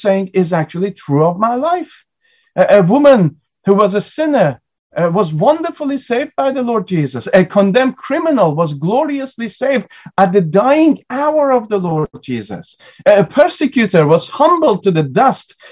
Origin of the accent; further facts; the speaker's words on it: United Kingdom; as British people